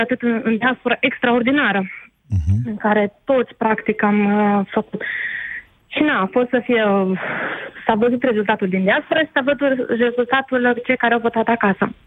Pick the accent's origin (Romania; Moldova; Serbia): Moldova; moved away; sunt o româncă cu dublă cetățenie, respectiv din Republica Moldova